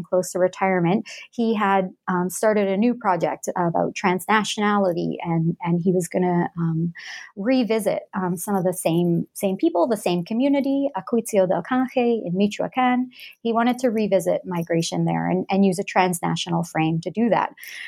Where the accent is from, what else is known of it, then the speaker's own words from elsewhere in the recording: Alberta, Canada; also born or lived in Edmonton, Canada; So I'm Canadian. I grew up, I was born and grew up in Western Canada, in Alberta. I grew up in a small town in that province and later on moved to the city of Edmonton. That's the capital of Alberta.